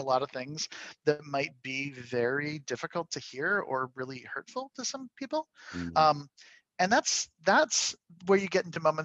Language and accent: English; Canada; I'm a Canadian